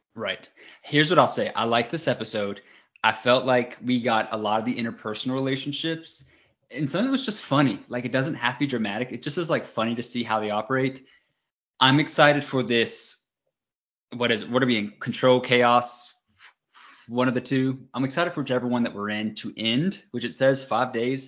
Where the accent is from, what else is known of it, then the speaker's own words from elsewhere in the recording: United States; I'm American